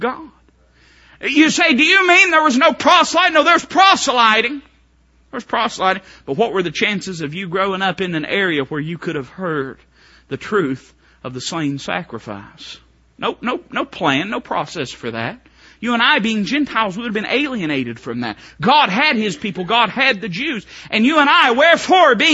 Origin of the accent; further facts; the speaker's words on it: Appalachia, United States; I am Welsh, Irish, Scottish, German, hillbilly. That's what I am. I think my birth certificate actually says that. I'm really more Appalachian American than I am anything